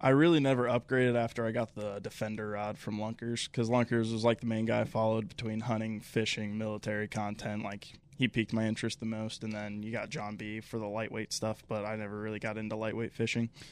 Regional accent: Cincinnati, Ohio, United States; also born or lived in Cleveland, Ohio; born and raised in Ohio, from Cleveland, raised in Cincinnati most of my life, but still a Lake Erie guy through and through

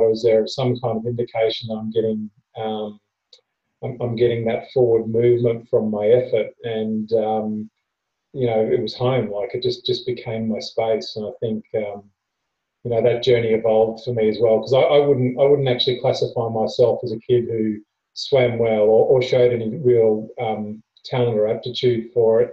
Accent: Queensland, Australia; I grew up in Queensland

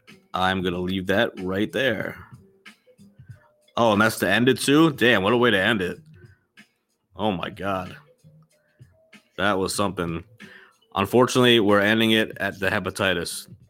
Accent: Indianapolis, Indiana, United States; …, I'm from Indianapolis.

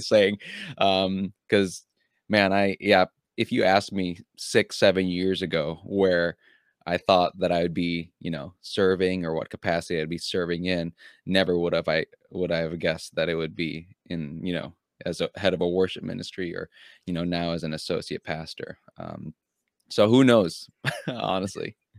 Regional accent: United States; also born or lived in Philippines; I came from another country, but even when I went home back to the Philippines, I was also seen as a little bit of an outsider because I, I w, I was growing up in America

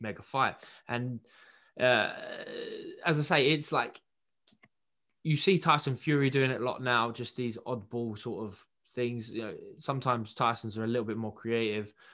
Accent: United Kingdom; as a Brit

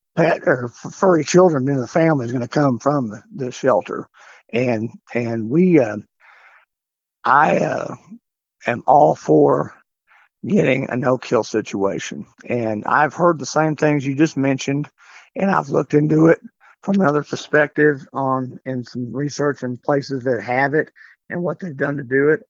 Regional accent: Canyon, Texas, United States; also born or lived in Amarillo, Texas; I grew up in Canyon

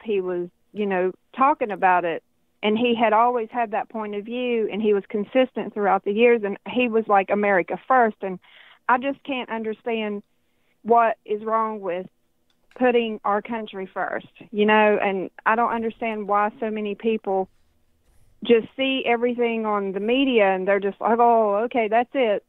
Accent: United States; as an American citizen

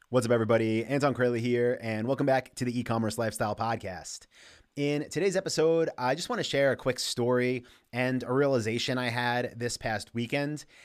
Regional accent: New York, United States; I grew up in New York

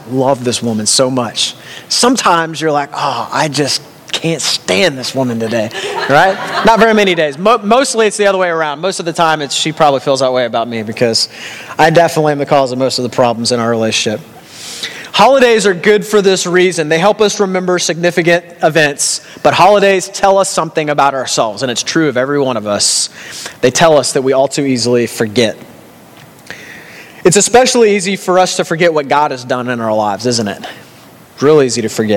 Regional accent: Texas, United States; now in Canada; in America, I'm from Texas

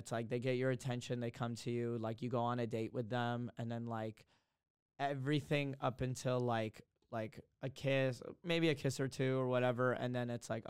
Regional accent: Texas, United States; now in California, United States; I'm from Texas and I live in California.

